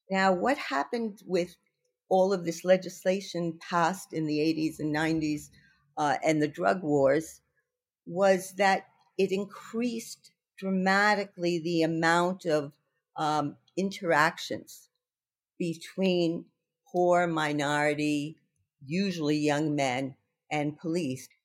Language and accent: English; New York, United States; I'm a New Yorker